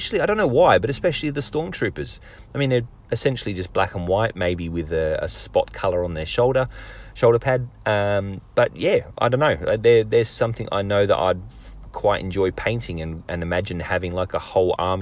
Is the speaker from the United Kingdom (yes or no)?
yes; England, United Kingdom; now in Australia; I am English, my background is English